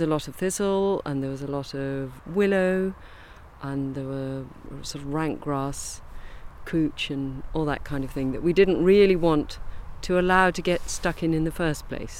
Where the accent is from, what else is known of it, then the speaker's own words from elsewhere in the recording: Kent, South East England, United Kingdom; I grew up in Kent